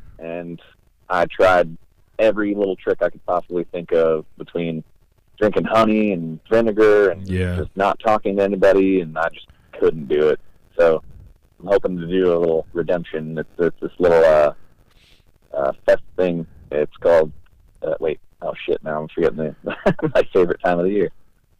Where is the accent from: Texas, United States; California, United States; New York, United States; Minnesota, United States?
New York, United States; Gloversville; born or raised there; moved away